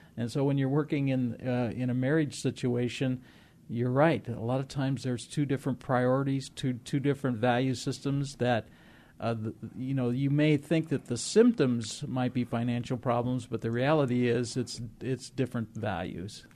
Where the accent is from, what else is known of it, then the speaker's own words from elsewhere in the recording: Moline, Illinois, United States; moved away; I grew up in the Midwest in the industrial area, the home of John Deere, back in the Quad Cities, Moline, Illinois, Rock Island, Illinois